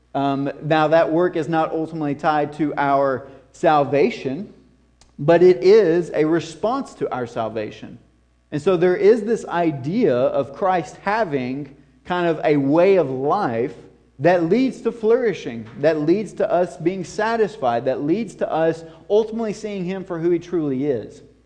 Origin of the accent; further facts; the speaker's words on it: the South, United States; coming from this southern context and culture